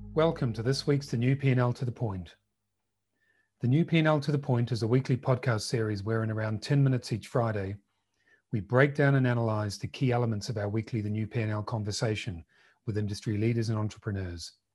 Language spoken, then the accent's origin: English; New Zealand; accent: New Zealand; most of you can tell from my accent, I'm from Aotearoa, New Zealand.